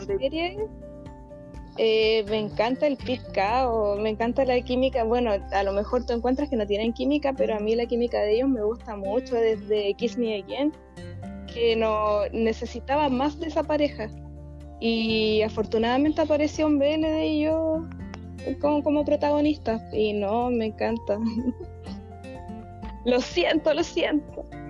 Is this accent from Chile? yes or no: yes; southern Chile, Chile; soy de Chile, del sur de Chile